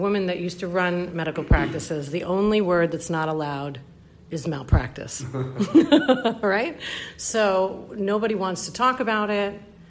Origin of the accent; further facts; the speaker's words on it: New York, United States; He is a small town boy, and I'm just a New Yorker, you know, and we can still get along.